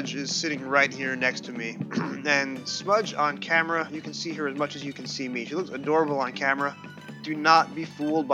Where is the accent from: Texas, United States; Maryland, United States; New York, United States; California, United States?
New York, United States; accent: New York; My New York accent is not nearly as pronounced as it was when I was growing up in the 70s.